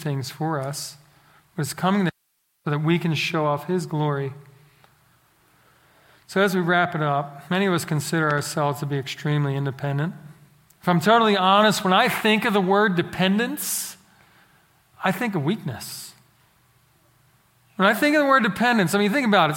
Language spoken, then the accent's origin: English; Philadelphia, Pennsylvania, United States; now in Central Texas, United States; growing up in Philadelphia